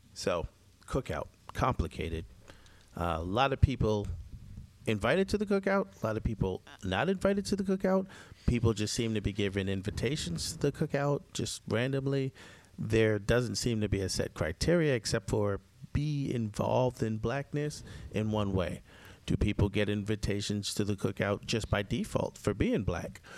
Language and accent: English; Jamaica; I'm Jamaican too